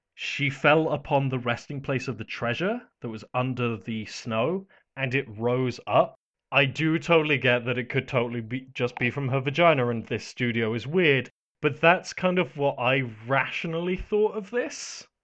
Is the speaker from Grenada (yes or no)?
no; United Kingdom; I'm British